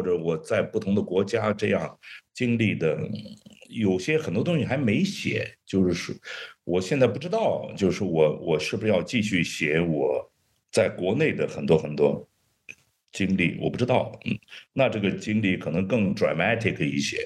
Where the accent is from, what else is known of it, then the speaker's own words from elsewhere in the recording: China; also born or lived in Beijing / New York; 我们中国人